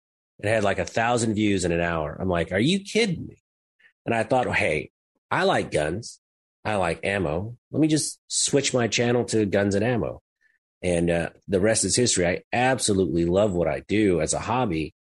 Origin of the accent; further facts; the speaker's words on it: Los Angeles, California, United States; moved away as an adult; now in Texas, United States; I was born and raised in Los Angeles in the 310, right outside of Compton and Carson, California. So I was on the Compton Carson border.